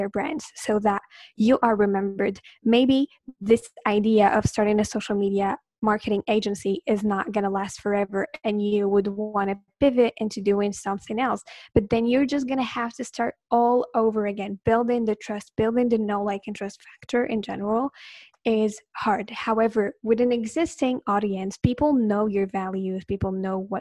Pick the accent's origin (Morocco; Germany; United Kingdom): Morocco; English is a second language; I am from Morocco